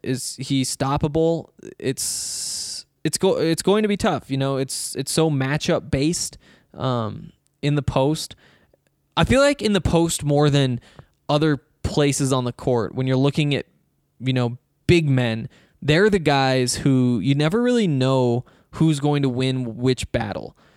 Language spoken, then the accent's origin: English; Montana, United States; now in Colorado, United States; I'm from Montana, where there's no sales tax